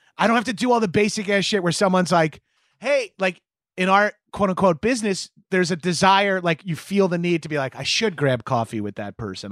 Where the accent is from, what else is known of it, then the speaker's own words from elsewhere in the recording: Long Island, New York, United States; moved away as an adult; also born or lived in Brooklyn, New York; I'm from Long Island